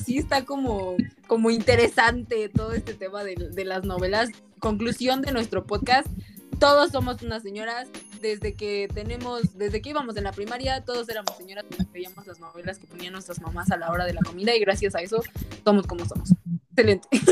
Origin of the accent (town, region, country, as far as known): Mexico